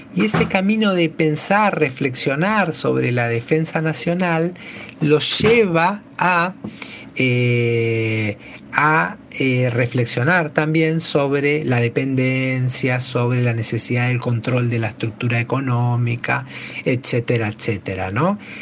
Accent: Argentina

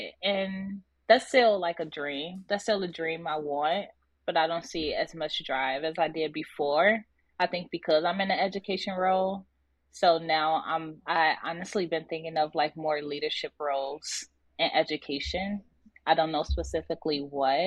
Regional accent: Inglewood, California, United States; me growing up in Inglewood

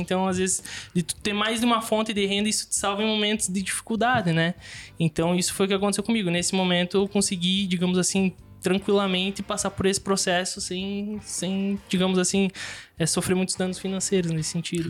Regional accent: Xanxerê, Santa Catarina, Brazil; moved away as an adult; also born or lived in São Domingos / Caxias do Sul / Erechim; now in Chapecó, Brazil; Aí voltei pra Xanxerê e cresci minha vida inteira ali

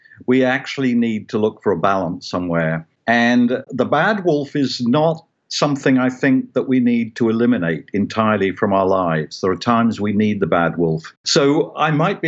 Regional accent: United Kingdom; I grew up in Britain in a Christian culture

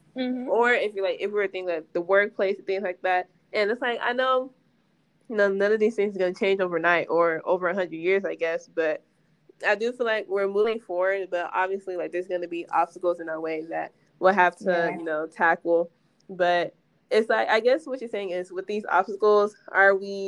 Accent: Nigeria; I'm Nigerian

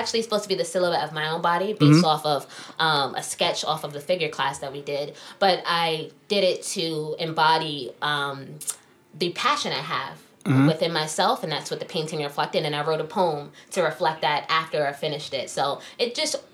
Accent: New York, United States; now in New Jersey, United States; I live in New Jersey now, although I'm from New York

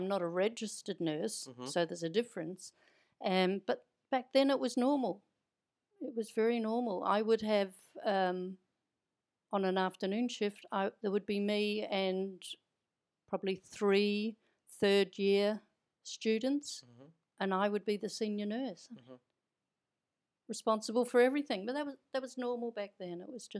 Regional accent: Mosgiel, Otago, New Zealand; We lived in Mosgiel, which is about, I don't know, back then it was, I think it was 10 miles from Dunedin, the big city.

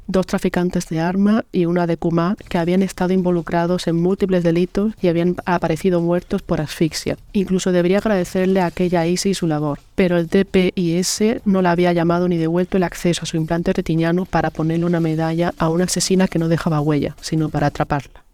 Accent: Almería, Andalusia, Spain; soy escritora almeriense

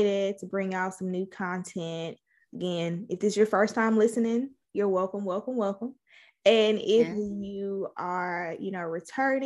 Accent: Mississippi, United States; We're from Mississippi

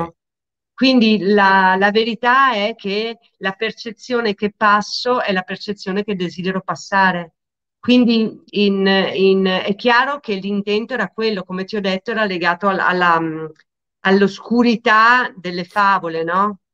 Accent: Lecco, Lombardy, Italy; also born or lived in Milan; io sono di Lecco, la scuola è a Monza

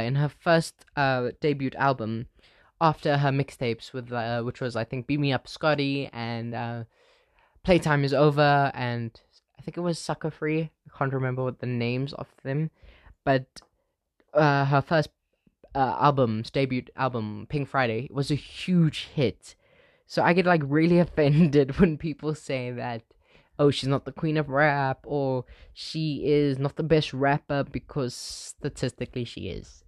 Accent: Benoni, Gauteng, South Africa; born and raised in Benoni, uh, South Africa

